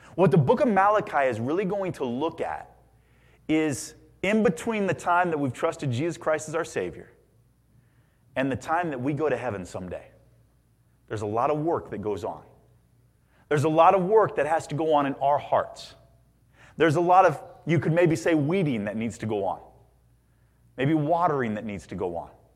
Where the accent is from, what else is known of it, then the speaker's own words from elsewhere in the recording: Indiana, United States; growing up in Indiana